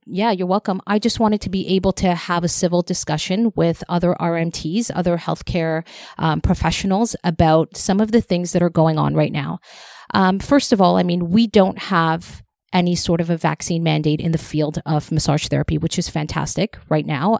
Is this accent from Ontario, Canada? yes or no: yes; Toronto, Ontario, Canada; I grew up in Scarborough, and that's where I always went.